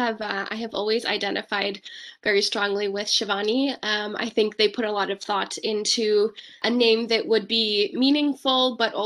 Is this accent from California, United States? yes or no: yes; Bay Area, California, United States; I was born and raised in the Bay Area, California, and I studied here throughout my education and then went to college on the East Coast.